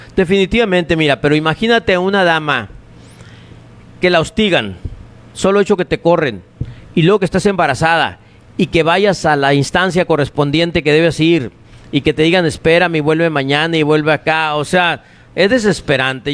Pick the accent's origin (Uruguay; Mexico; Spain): Mexico; Navojoa, Sonora; also born or lived in Álamos, Sonora; no nací aquí en Navojoa, yo nací en un rancho de Álamos, en el Sabino Álamos Sonora, pero de muy chicos nos trajo mi papá acá